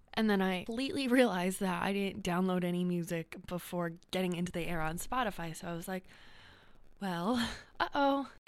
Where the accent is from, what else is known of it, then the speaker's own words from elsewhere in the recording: New York, United States; accent: New York; I have an accent, like, once every other week. Like a New York, like, accent.